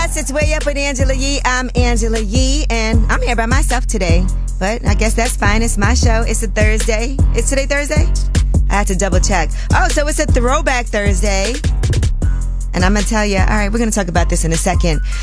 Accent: New York City, New York, United States; a young girl growing up in Brooklyn

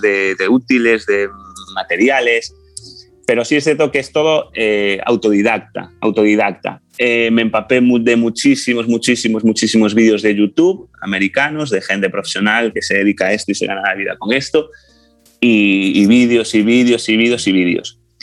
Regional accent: A Coruña, Galicia, Spain; soy de La Coruña, voy a cumplir 40 años.

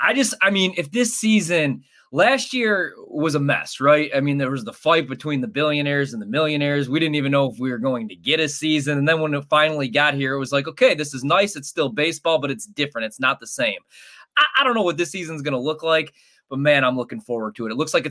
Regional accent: Chicago, Illinois, United States; I grew up in Chicago, so I grew up around Wrigleyville.

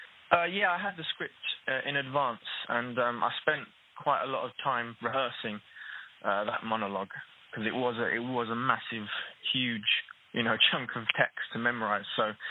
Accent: Newham, London, United Kingdom; whereas I grew up in Newham in East London and lost my Cockney accent

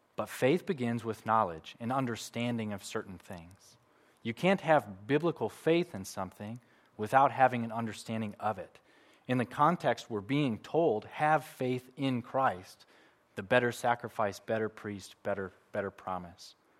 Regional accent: United States; moved away; I'm from America

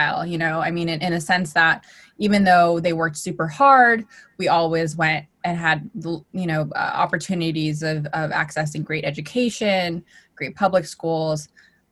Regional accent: Los Angeles, California, United States; I actually grew up in Los Angeles, California

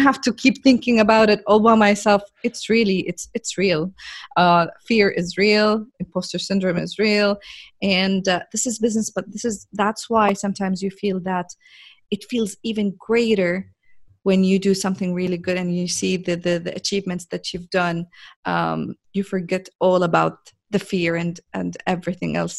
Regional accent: Jordan; now in Saudi Arabia; I'm a girl from Jordan, which is a very, very, very tiny, small country in the Middle East, uh, working now in Saudi Arabia

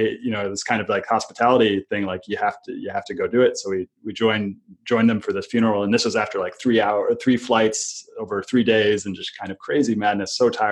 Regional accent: United States; growing up in America

